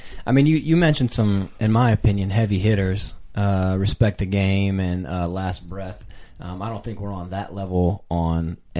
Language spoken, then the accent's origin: English; Eau Claire, Wisconsin, United States; my hometown, Eau Claire, Wisconsin.